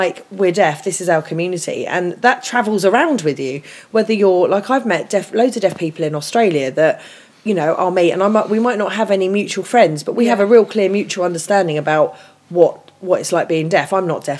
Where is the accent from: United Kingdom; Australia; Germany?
United Kingdom; England; the fact that I was from England